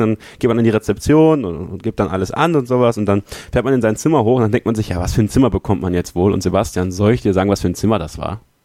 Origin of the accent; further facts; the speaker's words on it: Münsterland, North Rhine-Westphalia, Germany; ich komme ja aus dem Münsterland eigentlich, das ist halt, ist halt ländlich